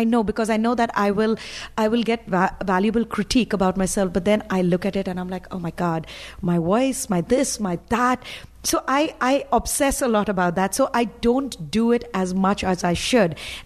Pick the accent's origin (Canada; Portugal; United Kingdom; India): India; English is a second language; now in United States; because when I came from India, you know, interesting is actually had a really good connotation right over there.